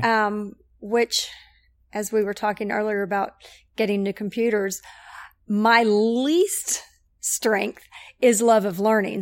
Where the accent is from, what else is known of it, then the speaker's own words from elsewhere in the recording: Knoxville, Tennessee, United States; I am from Knoxville, grew up, um, Catholic over at Sacred Heart